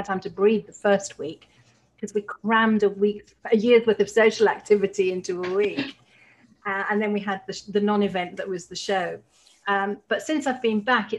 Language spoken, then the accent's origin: English; Leeds, Yorkshire and the Humber, United Kingdom; moved away; I'm originally from Leeds.